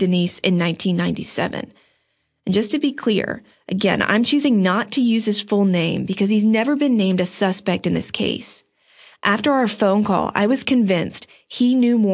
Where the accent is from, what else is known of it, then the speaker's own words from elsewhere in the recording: Outer Banks, North Carolina, United States; I'm from the Outer Banks